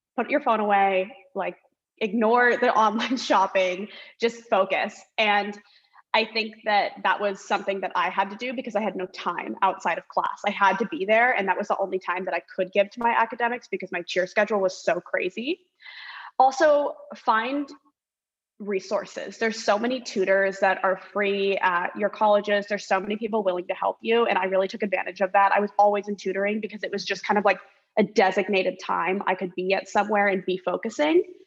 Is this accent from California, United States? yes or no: yes; Orange County, California, United States; moved away as an adult; also born or lived in Los Angeles / Washington, D.C.; I'm originally from Orange County. California